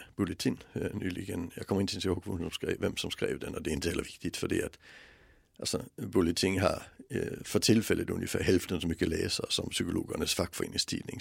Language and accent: Swedish; Denmark; moved away; växte jag upp i ett land som har ett skolsystem som inte är kunskapsbaserat utan bildningsbaserat